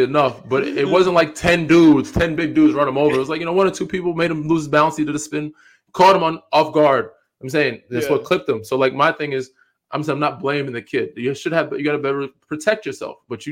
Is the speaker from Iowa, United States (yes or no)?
no; Long Island, New York, United States; Even though Westchester, we're from Long Island.